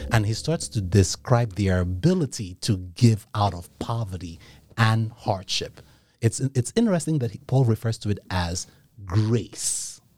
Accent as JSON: {"language": "English", "country": "Nigeria", "tie": "born or raised there", "moved": "yes", "said": "I grew up in Nigeria"}